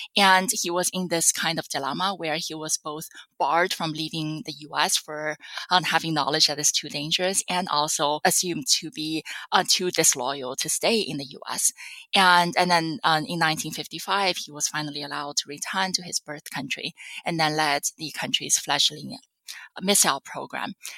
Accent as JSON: {"language": "English", "country": "China", "tie": "born or raised there", "also_born_or_lived": "Chicago, United States", "moved": "as an adult", "lives_now": "United States", "said": "I was born and raised in China"}